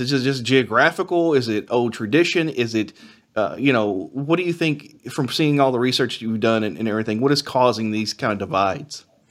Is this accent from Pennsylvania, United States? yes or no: no; Henry County, Kentucky, United States; my rural county in, that I grew up in in Henry County